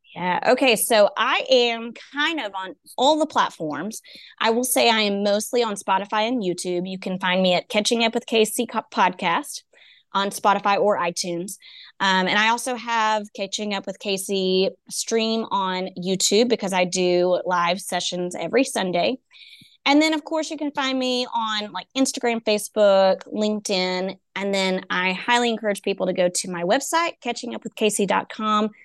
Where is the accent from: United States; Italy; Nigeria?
United States; East Texas; I'm from East Texas.